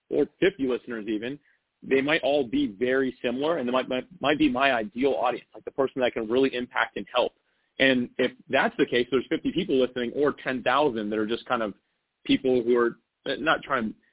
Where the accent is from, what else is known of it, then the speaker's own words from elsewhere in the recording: North Florida, United States; I grew up in Florida. So I've actually been in North oh, Florida so, okay. my entire life.